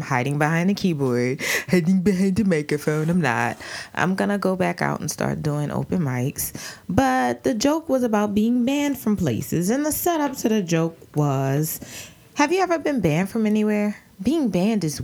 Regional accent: New Orleans, Louisiana, United States; I'm from New Orleans

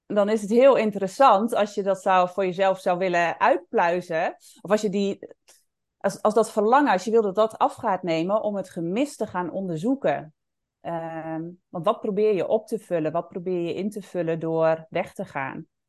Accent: Netherlands; also born or lived in Indonesia / Bali; ik woonde in het dorp waar ik ook opgegroeid ben en waar ik vandaan kom.

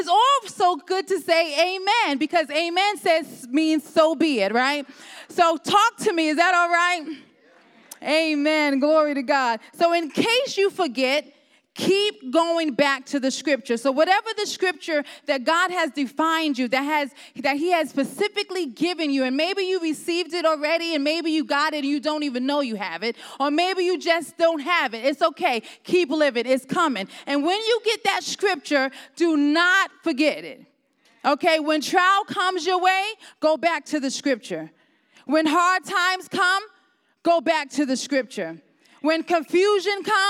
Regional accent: New York City, New York, United States; moved away as an adult; now in Ohio, United States; I'm originally from New York. I lived there for probably 25 years. I was born and raised there.

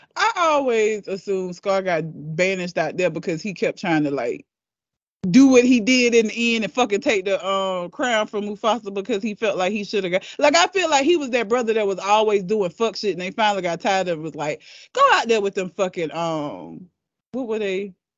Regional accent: United States; I am an American

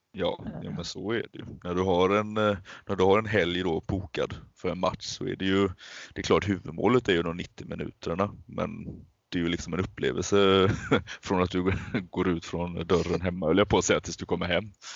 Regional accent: Alingsås, Västra Götaland, Sweden; jag är född och uppvuxen i eh, Alingsås

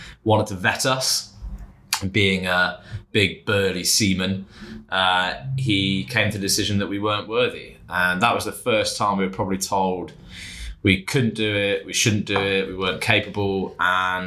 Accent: England, United Kingdom; we're English

